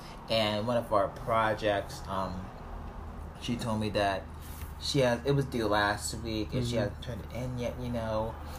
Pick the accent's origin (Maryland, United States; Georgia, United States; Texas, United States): Maryland, United States; Baltimore; born there; I was born in Baltimore, but my heart is in New York City.